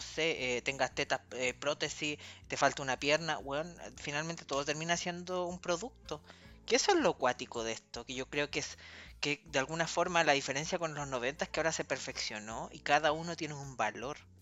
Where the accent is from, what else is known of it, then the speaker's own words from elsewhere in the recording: Puente Alto, Santiago Metropolitan Region, Chile; En Puente Alto, que es mi ciudad de origen